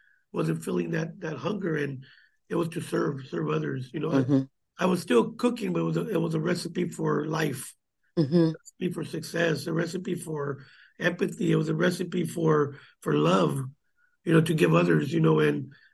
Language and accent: English; Gilroy, California, United States; I grew up here in Gilroy, you know, went to Rutgers School